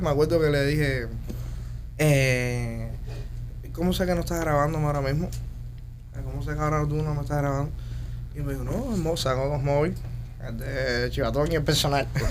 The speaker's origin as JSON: {"language": "Spanish", "country": "Cuba", "moved": "as an adult", "lives_now": "United States", "said": "mi móvil en Cuba lo tenía todo el mundo"}